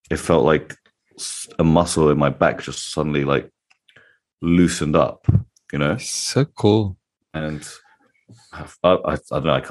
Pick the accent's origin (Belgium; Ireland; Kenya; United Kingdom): United Kingdom; I'm very British in that sense.